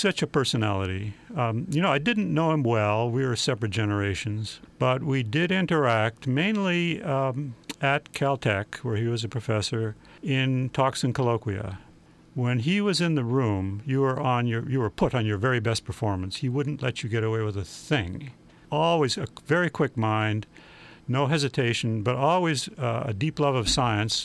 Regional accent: Canada; moved away; I'm Canadian, a naturalized citizen. And, you know, I am a dual citizen in the eyes of Canada

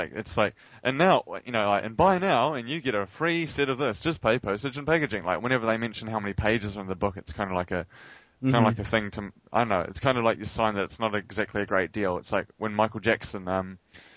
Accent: New Zealand; I'm a New Zealander.

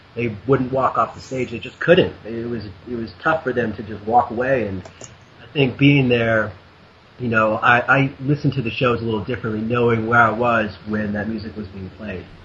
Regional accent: Wisconsin, United States; I grew up in Wisconsin, about 40 minutes from Alpine

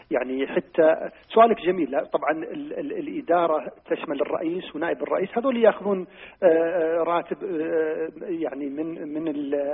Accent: Saudi Arabia; ان عندنا في السعوديه حمايه مستهلك

